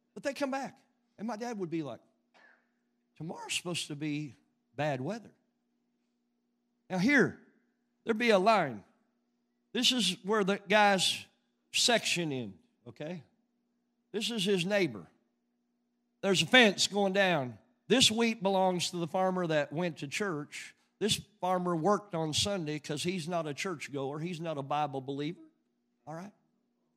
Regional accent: Western Oklahoma, United States; I grew up in Western Oklahoma

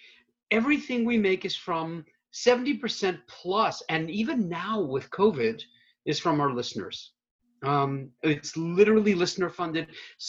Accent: Canada; now in Baltimore, United States; I'm from Canada, where we did not have public radio, except over the border, the now closed and forever border.

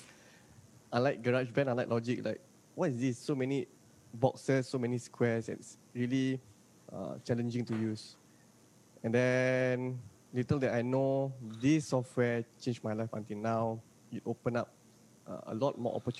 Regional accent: Singapore; born and raised here in Singapore

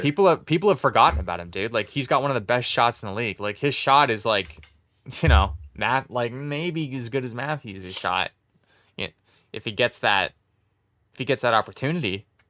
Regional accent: Canada; I'm Canadian

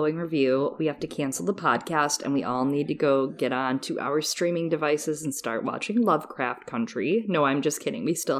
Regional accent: Michigan, United States; I grew up in Michigan

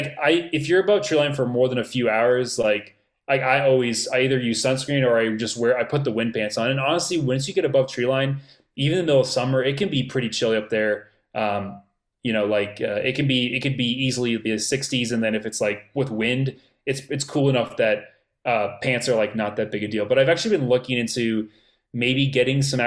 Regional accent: Florida, United States; moved away; I grew up in Florida

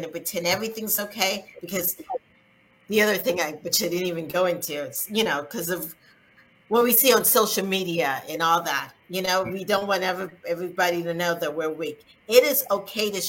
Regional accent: South Carolina, United States; growing up in South Carolina as a Black person, as I was younger

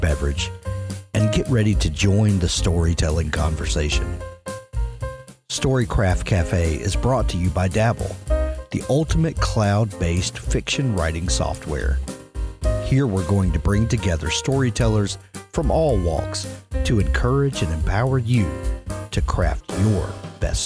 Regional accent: South Mississippi, United States; I'm from South Mississippi, so we cling to our storytelling heritage.

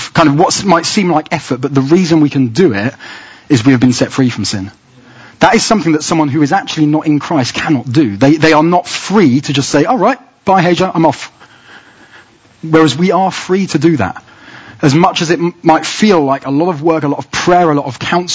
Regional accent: England, United Kingdom; Inside, I know I'm British. My identity is to be English.

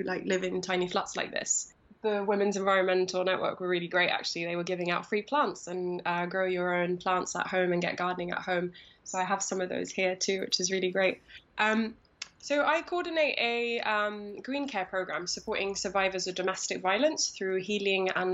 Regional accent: London, United Kingdom; I'm calling in from Tower Hamlets, which is in East London. So that's home. It's always been home.

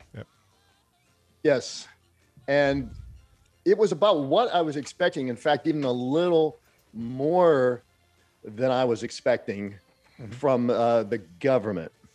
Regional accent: Pittsburgh, Pennsylvania, United States; growing up in Pittsburgh

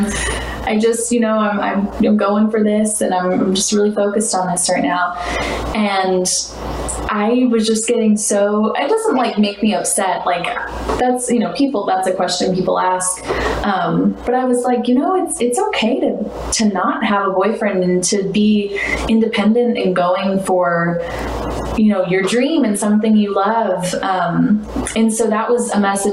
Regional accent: St. Louis, Missouri, United States; also born or lived in Kentucky; born and raised St. Louis

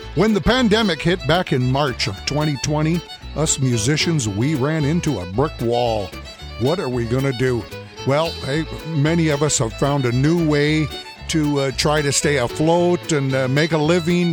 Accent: Edmonton, Alberta, Canada; Growing up in Edmonton, Alberta, the big, big special event, the fair that happened every summer in July, was called Klondike Days

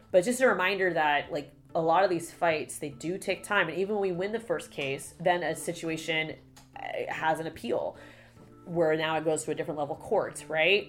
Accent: Florida, United States; growing up in Florida

